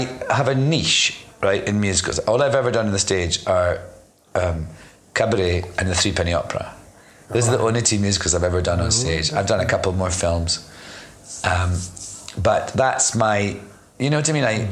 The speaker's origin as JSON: {"language": "English", "region": "Scotland", "country": "United Kingdom", "also_born_or_lived": "London", "moved": "as an adult", "said": "I'm Scottish, but I lived in London for 10 years."}